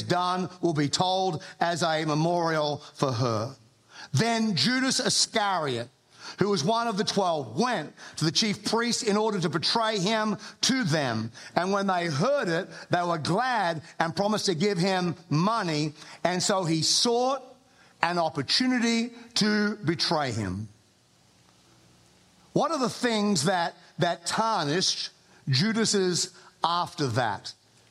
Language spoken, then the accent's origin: English; Australia; accent: Australian; moved away as an adult; now in United States; I am an Australian. I have an accent. I've lived in America for 20 years.